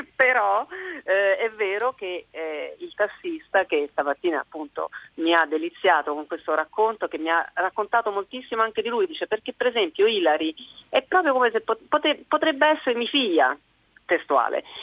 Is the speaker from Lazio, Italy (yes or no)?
yes; Rome, Lazio, Italy; io sono romana